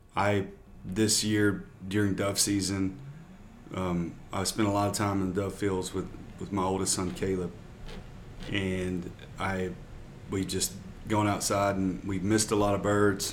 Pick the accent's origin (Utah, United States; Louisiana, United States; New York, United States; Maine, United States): Louisiana, United States; moved away as an adult; now in San Antonio, United States; I'm from Louisiana, down south